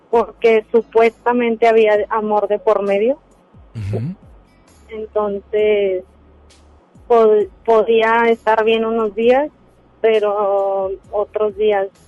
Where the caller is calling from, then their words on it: Monterrey, Nuevo León, Mexico; De Monterrey.